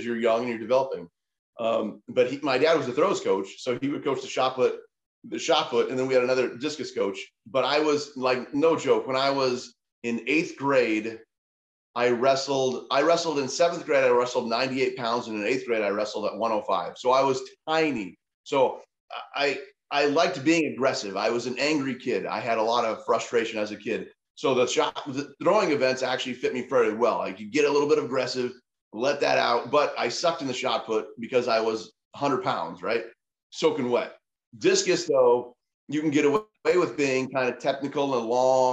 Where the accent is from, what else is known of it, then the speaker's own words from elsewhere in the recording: Montana, United States; moved away; I'm from Montana